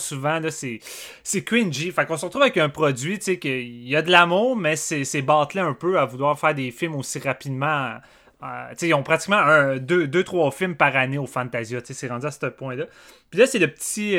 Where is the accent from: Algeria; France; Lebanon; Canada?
Canada; on est canadien aussi. Je suis fier d'être au Canada.